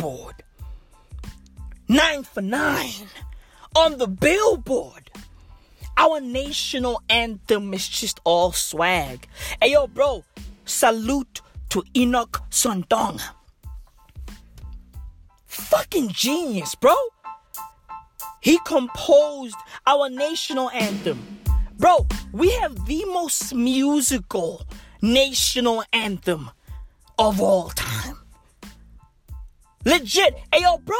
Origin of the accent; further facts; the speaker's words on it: South Africa; I am South African